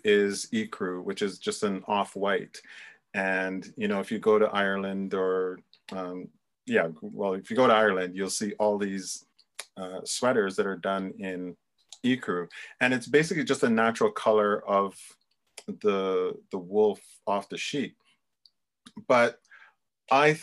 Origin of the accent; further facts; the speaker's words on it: Jamaica; I was born in Jamaica, but I've traced my lineage back a little bit. And there is Scottish and Irish descent in there too